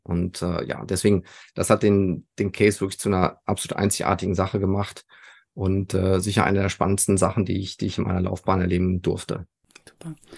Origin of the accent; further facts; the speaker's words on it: Sauerland, North Rhine-Westphalia, Germany; als Junge aus dem Sauerland